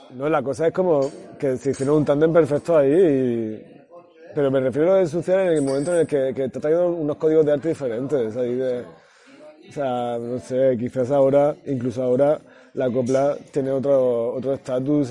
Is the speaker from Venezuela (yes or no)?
no; Granada, Andalusia, Spain; mi pueblo, eh, pues en Granada